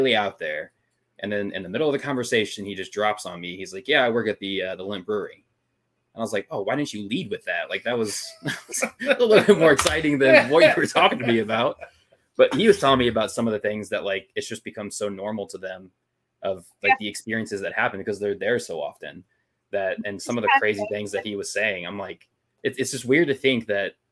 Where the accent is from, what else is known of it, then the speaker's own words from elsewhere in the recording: St. Louis, Missouri, United States; we're from St. Louis